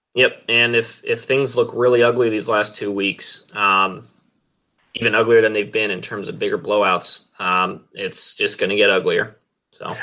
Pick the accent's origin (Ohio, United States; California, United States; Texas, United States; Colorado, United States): Colorado, United States; Greeley; I was a little kid growing up in Greeley